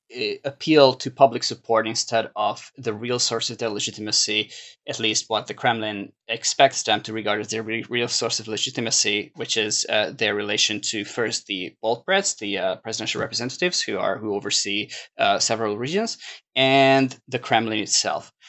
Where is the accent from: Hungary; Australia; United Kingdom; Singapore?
Hungary; now in New York, United States; my home country